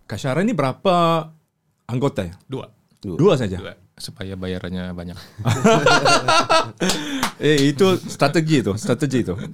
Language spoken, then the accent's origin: Indonesian; Bandung, West Java, Indonesia; Kalau dari saya asal dari Indonesia di Bandung.